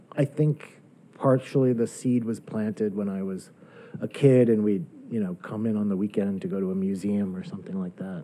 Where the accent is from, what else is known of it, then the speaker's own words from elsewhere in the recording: Closter, New Jersey, United States; moved away as an adult; now in New York, United States; I was born in New York, but I grew up in, in New Jersey